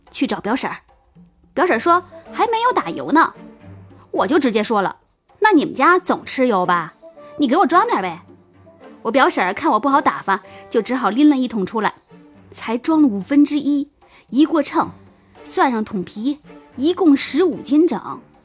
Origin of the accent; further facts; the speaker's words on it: Shandong Peninsula, China; 我们老家在山东半岛，我们那儿是花生的主产区。每到秋天呢，每家都会打花生油，留一点儿自家吃，剩下的都卖出去